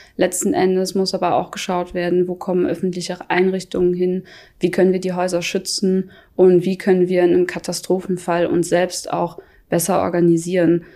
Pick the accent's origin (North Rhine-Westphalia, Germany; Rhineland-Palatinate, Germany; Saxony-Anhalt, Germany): Rhineland-Palatinate, Germany; Kreuzberg; moved away as an adult; now in Fritzdorf, Germany; Ja, Kreuzberg ist auf jeden Fall meine Heimat, das ist mein Zuhause. Ich komme daher